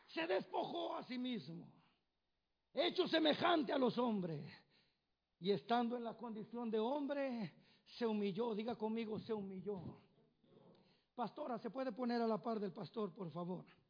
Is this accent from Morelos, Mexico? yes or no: yes; Tenextepango, Morelos, Mexico; moved away; allá del pueblo donde somos, que se llama Tenextepango, Morelos